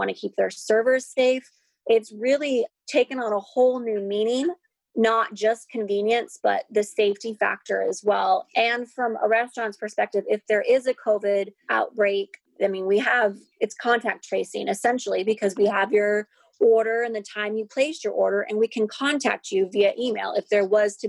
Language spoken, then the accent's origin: English; Seattle, Washington, United States; moved away as an adult; also born or lived in Woodinville, Washington / San Diego / Los Angeles; I grew up in Seattle